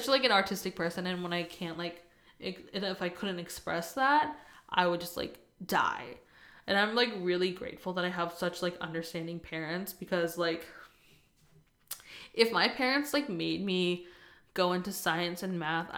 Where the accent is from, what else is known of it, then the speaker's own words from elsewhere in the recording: East Coast, United States; moved away as an adult; now in California, United States; I'm originally from the East Coast, and I recently moved to California a couple years ago